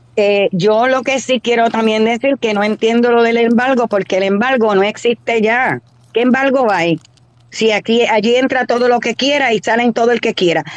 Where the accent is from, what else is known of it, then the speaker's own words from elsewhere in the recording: Puerto Rico; Yo no soy cubana, soy de Puerto Rico